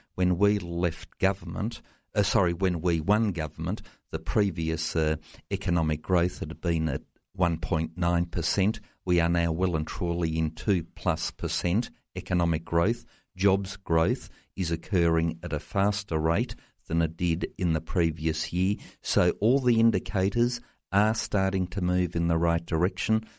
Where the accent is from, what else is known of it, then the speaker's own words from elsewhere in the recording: Tasmania, Australia; my home state of Tasmania